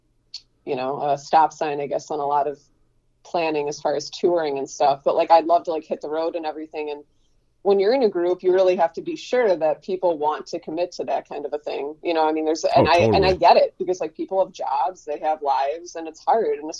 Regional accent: Buffalo, New York, United States; also born or lived in Fredonia; I went to Fredonia, and I came back to Buffalo. I'm from Buffalo.

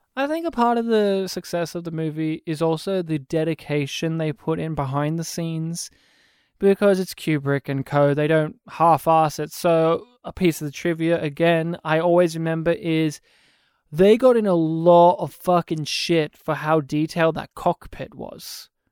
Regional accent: Australia; my hometown didn't have fluoridated water.

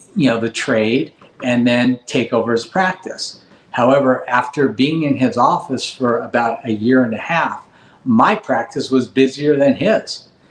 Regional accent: Los Angeles, California, United States; I grew up in Granada Hills, a family of five

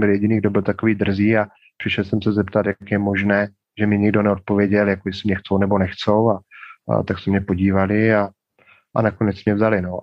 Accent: Moravia, Czechia; moved away as an adult; now in Ljubljana, Slovenia; pocházím z Moravy, bydleli jsme v domku

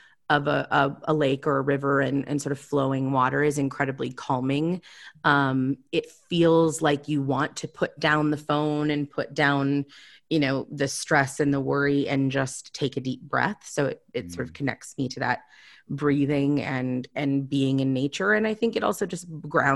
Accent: North Dakota, United States; moved away; where I grew up in North Dakota.

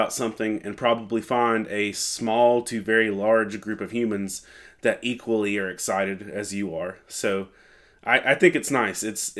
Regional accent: Lumberton, North Carolina, United States; I'm from Lumberton, North Carolina. I'm almost 40, somewhere in that bracket, and I'm a pastor and pseudo-professional geek.

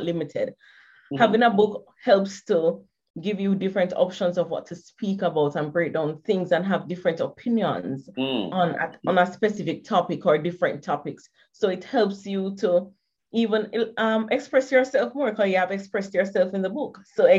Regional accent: Kingston, Jamaica; I'm from Jamaica.

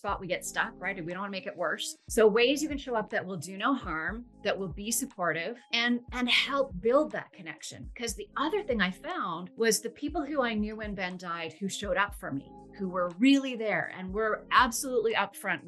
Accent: Vancouver, British Columbia, Canada; I'm from Vancouver, Canada, and I'm a grief educator

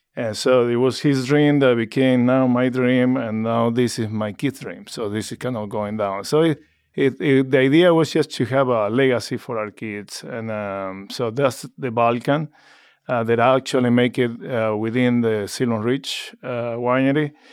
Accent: Argentina; moved away as an adult; now in Oregon, United States; born and raised in Argentina

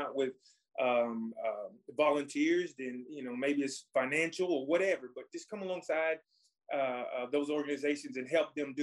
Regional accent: Cleveland, Tennessee, United States; I was raised by the people of Cleveland

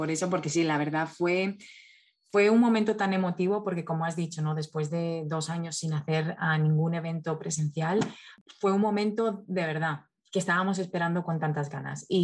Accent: Valencia, Valencian Community, Spain; now in United States; soy ah, de España, de Valencia, llegué a Estados Unidos hace casi 14 años.

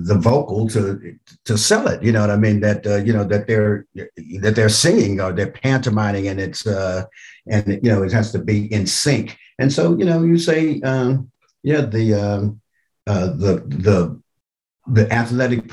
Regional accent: Oakland, California, United States; also born or lived in Little Rock, Arkansas; growing up in Oakland, I mean, Oakland is just a tremendous, tremendous city.

